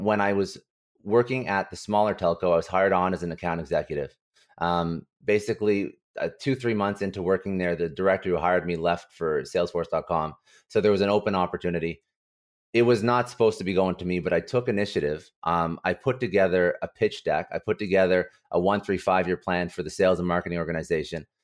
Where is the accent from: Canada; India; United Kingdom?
Canada; Ottawa, Ontario; now in Toronto, Canada; I was basically born and raised in Ottawa